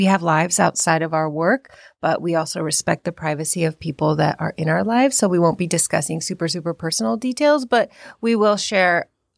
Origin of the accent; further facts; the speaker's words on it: India; now in United States; So I am East Indian and I am an immigrant in this country. And I was raised in a very traditional household, but still had to assimilate and acculturate to the American way of life.